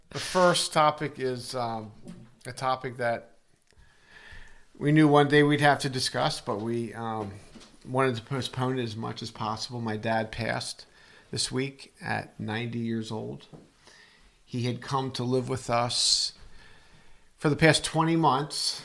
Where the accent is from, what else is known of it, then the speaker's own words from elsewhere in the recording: Arbutus, Maryland, United States; in Arbutus, Maryland, my hometown